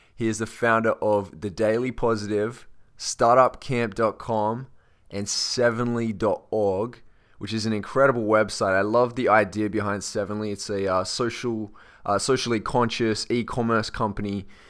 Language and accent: English; Australia; accent: Australian; I am from Australia